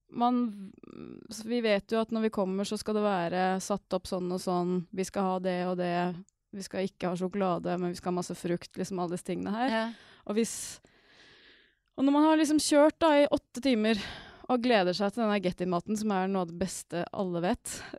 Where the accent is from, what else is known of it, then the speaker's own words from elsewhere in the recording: Norway; jeg er nordmann